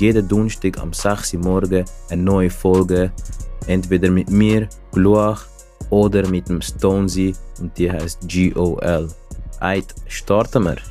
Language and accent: German; Zurich, Switzerland; ich komme aus Zürich